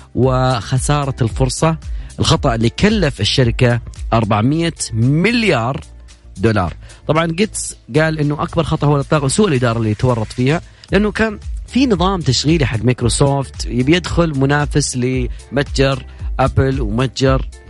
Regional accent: Saudi Arabia; عندنا في السعوديه

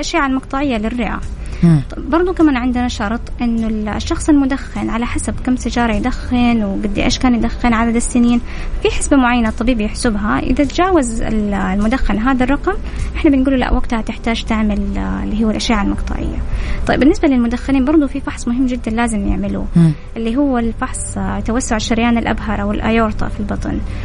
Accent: Saudi Arabia; عندنا في السعودية

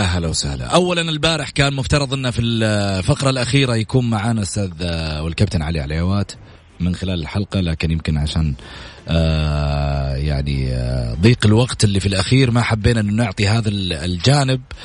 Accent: Saudi Arabia

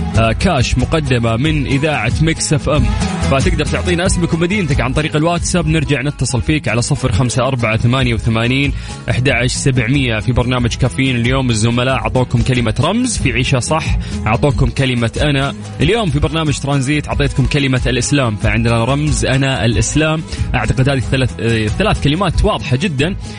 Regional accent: Saudi Arabia

